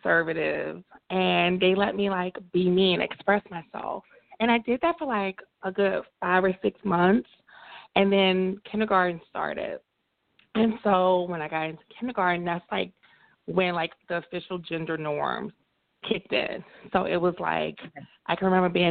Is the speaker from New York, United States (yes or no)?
no; Montgomery, Alabama, United States; I grew up in Montgomery, Alabama, so very deep south.